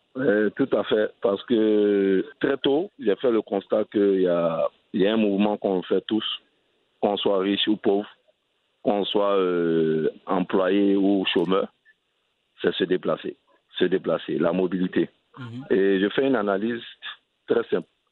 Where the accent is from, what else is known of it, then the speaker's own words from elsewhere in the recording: Abidjan, Côte d’Ivoire; also born or lived in southern Comoé (Grand-Bassam, Aboisso); je suis originaire du sud Comoué, la région de Bassam et Aboisseau. Et je suis né à Abidjan, dans une commune euh, cosmopolite qui s'appelle Crècheville. Et au quartier, on avait un seul vélo